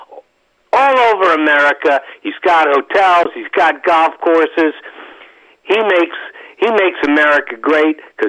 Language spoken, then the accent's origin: English; New York City, New York, United States; moved away; I'm from New York. I'm from the city